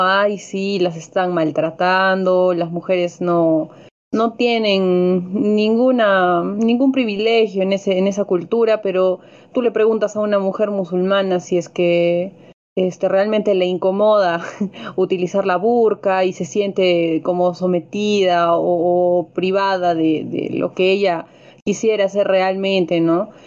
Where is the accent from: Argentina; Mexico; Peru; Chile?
Peru; como peruanos